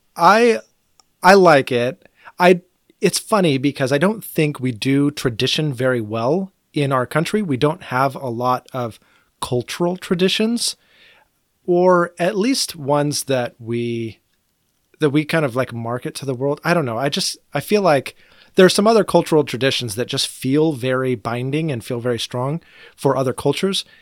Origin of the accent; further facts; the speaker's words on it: United States; I am an American